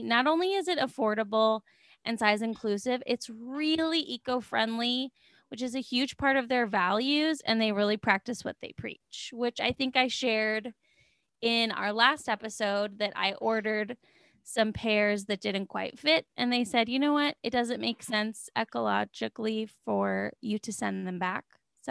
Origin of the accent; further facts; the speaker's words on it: California, United States; And I was like, I'm from California.